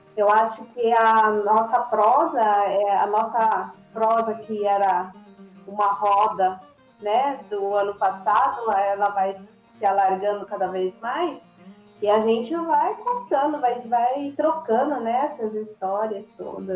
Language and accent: Portuguese; Santo André, São Paulo, Brazil; also born or lived in Jaú; eu já sou de Santo André, mas a raiz está lá